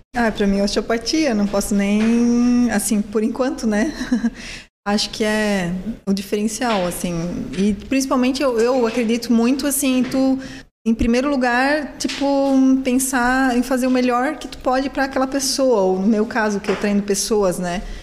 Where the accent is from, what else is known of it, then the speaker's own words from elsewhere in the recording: Blumenau, Santa Catarina, Brazil; Blumenau eu acho também, é minha cidade natal